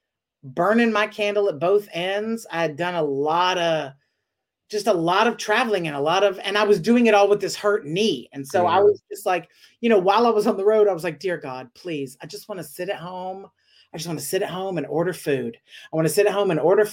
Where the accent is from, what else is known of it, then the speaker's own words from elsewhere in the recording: the South, United States; also born or lived in Dallas, Texas; now in Los Angeles, United States; I'm from the South